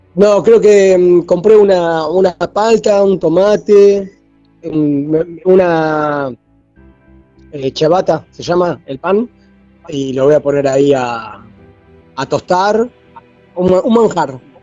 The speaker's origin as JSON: {"language": "Spanish", "country": "Argentina", "moved": "yes", "said": "nosotros, los argentinos"}